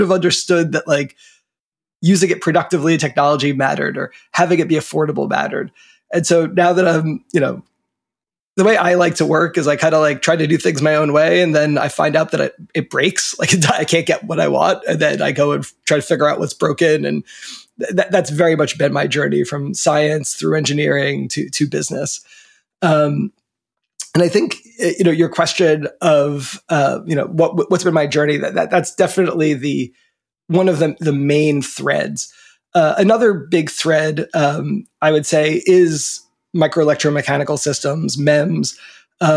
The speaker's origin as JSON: {"language": "English", "region": "New Jersey", "country": "United States", "tie": "born or raised there", "also_born_or_lived": "Washington, D.C. / Basque Country, Spain / San Francisco", "moved": "yes", "said": "I grew up in New Jersey, right near the ocean, and just you know, the beach where the land hits the water."}